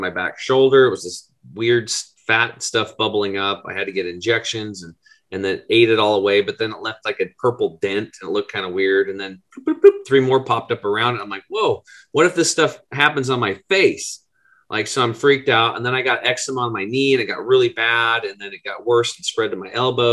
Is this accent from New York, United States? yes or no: no; Eastern Oregon, United States; I grew up over in Eastern Oregon, which is pretty much Redneckville.